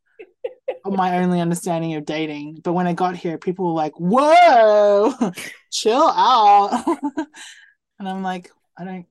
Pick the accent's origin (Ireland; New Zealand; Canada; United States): New Zealand; I'm from New Zealand